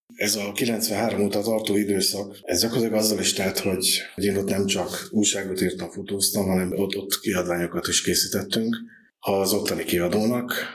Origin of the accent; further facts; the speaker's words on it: Eger, Heves, Hungary; moved away as an adult; now in Zalaegerszeg, Hungary; egri születésű vagyok